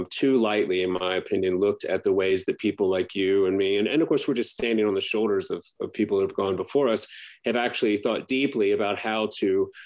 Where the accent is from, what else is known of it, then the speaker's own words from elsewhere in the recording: Baton Rouge, Louisiana, United States; I grew up in Baton Rouge, which is, 60 miles from New Orleans